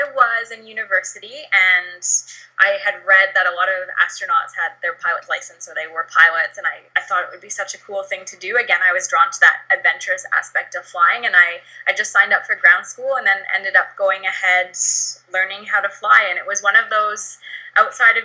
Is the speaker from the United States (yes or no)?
no; Canada; I grew up in the Canadian Rockies